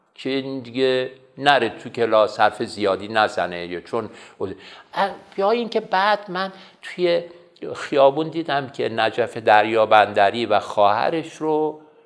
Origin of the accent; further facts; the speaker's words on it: Abadan, Khuzestan, Iran; من در اون شهر متولد شدم در شهر آبادان به دبستان کمال الملک رفتم